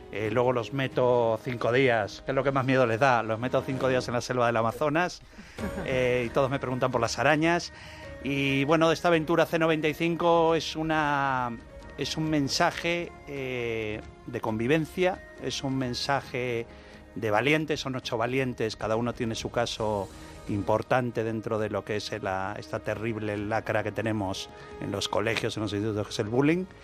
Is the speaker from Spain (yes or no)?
yes; Spain; soy, muy español, que sabemos de todo.